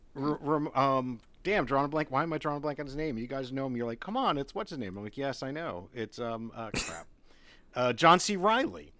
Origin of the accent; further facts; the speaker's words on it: Maryland, United States; now in Southern United States; I'm from below the Mason-Dixon line, but Maryland never seceded